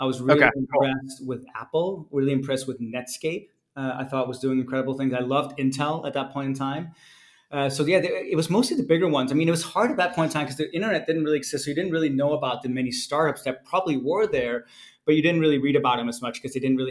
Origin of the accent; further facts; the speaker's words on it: Denmark; moved away; I was born and raised in Denmark